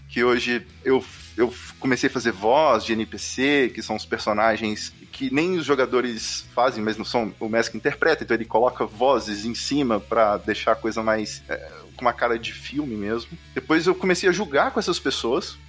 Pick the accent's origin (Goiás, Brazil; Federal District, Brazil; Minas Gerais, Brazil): Minas Gerais, Brazil; eu sou de, de Minas Gerais